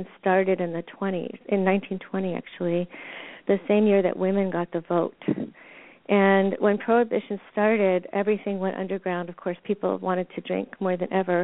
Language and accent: English; Washington, District of Columbia, United States; I grew up in Washington, D.C.